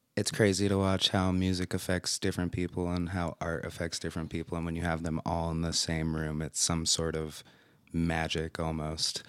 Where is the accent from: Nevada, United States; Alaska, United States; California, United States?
Nevada, United States; Las Vegas; now in Utah, United States; I spent a few years here in Utah when I was younger, but then I grew up mostly in Vegas